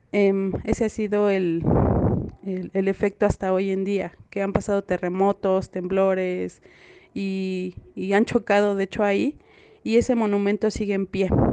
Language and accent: Spanish; Mexico City, Mexico; soy de la alcaldía Tláhuac del pueblo San Francisco Tlaltenco